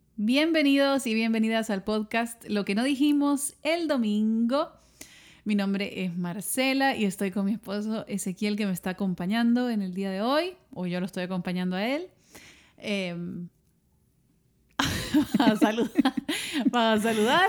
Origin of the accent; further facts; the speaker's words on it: El Salvador; moved away; me tocó hacerlo en mi país